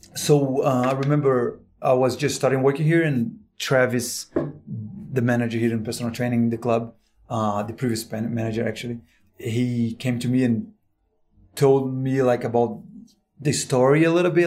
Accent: Brazil; now in United States; I'm from Brazil, actually, working here in the States.

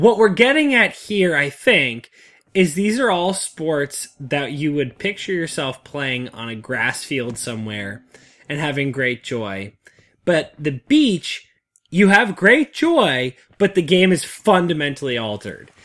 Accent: New England, United States; the beaches I grew up on in the New England area

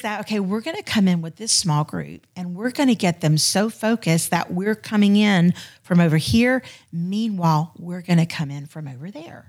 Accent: Florida, United States; moved away as an adult; now in Houston, United States; I'm originally a Florida girl. So I was born and raised in Florida and we moved out to Houston, um, in October of twenty fourteen.

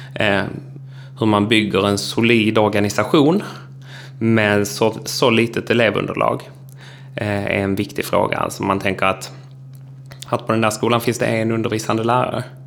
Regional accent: Trelleborg, Skåne, Sweden; accent: Scanian; now in Älvsbyn, Sweden; jag pratar skånska för att jag är född i Trelleborg, eh, har vuxit upp på landsbygden utanför Trelleborg men bor nu i Älvsbyn i Norrbotten.

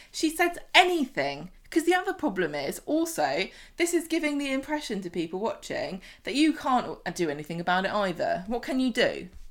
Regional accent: southern England, United Kingdom; I'm from the South

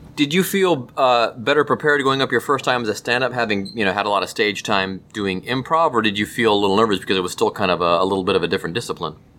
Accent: Cleveland, Ohio, United States; we grew up in Cleveland

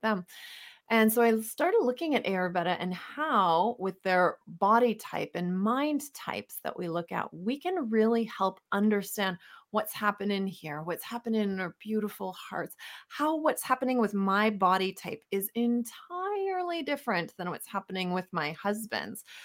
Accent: Winnipeg, Manitoba, Canada; moved away as an adult; also born or lived in Calgary / Southern California; we're born and raised in Winnipeg, Manitoba, love living in Canada

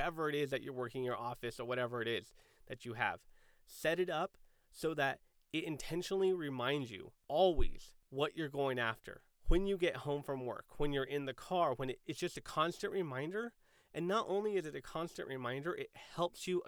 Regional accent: San Diego, California, United States; I grew up in San Diego

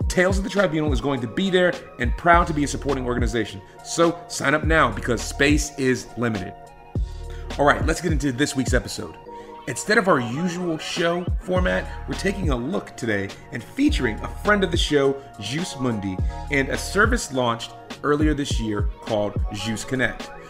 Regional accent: South Carolina, United States; my home state of South Carolina

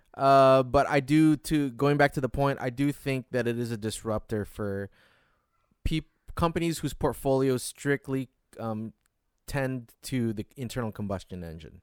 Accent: Detroit, Michigan, United States; my home state

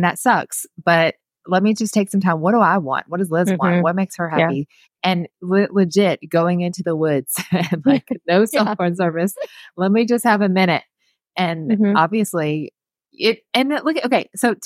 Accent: South Georgia, United States; now in Chattanooga, United States; we're from South Georgia where there's no hills

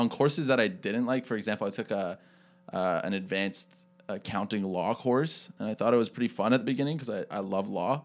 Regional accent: Toronto, Ontario, Canada; I'm from Toronto

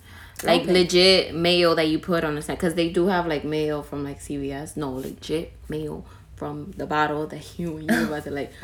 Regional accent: New York City, New York, United States; Because I'm from the Bronx

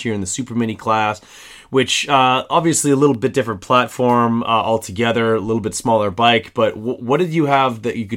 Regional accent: Canada; me as a Canadian

